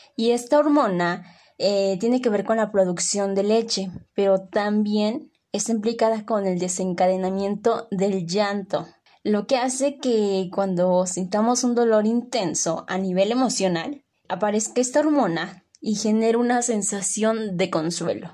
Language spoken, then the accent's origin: Spanish; Mexico; aquí en México